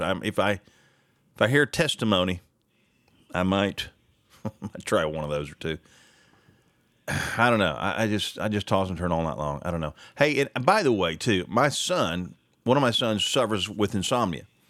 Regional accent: Sayre, Oklahoma, United States; from where I grew up in Sayre, right? Sayre, America.

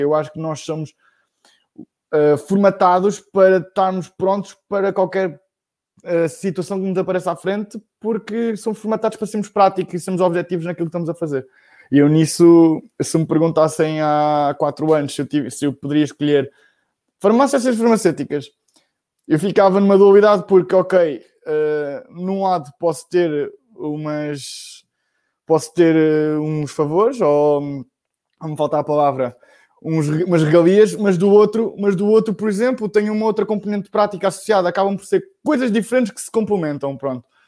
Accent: Bombarral, Centro, Portugal; eu sou do Bom Barral, uh, que é uma, uma, pequena vila na Zona Oeste

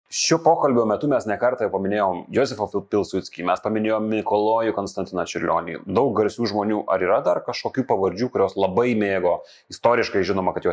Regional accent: Marijampolė, Marijampolė County, Lithuania; aš kilęs iš Marijampolės

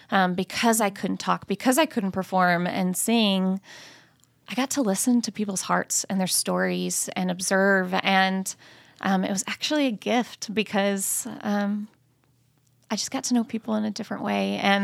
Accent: Tyler, Texas, United States; actually a West Texas girl. So born and raised close to this area. And like Brett said … I am from Tyler, Texas.

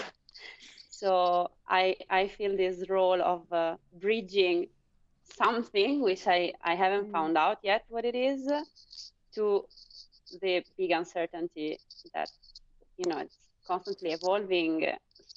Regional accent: Italy; I'm from Italy.

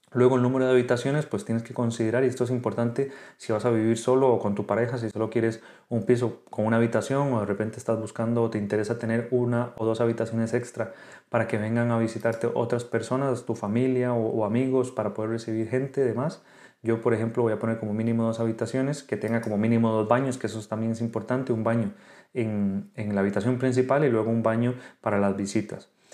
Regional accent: Costa Rica; moved away as an adult; now in Spain; soy médico de Costa Rica, actualmente residente en España

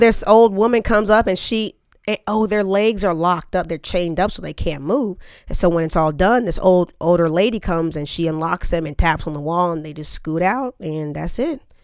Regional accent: Topeka, Kansas, United States; moved away; I'm from Topeka, Kansas. Yes, good old Topeka

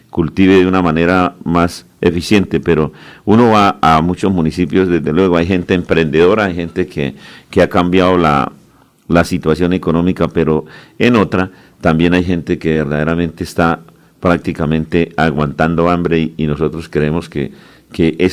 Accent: Concepción, Santander, Colombia; allá en mi tierra, en mi pueblo.

